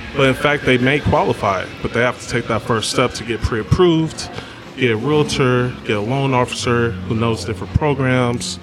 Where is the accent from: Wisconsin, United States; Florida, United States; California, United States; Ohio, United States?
California, United States; Berkeley; I am from Berkeley, California, born and raised.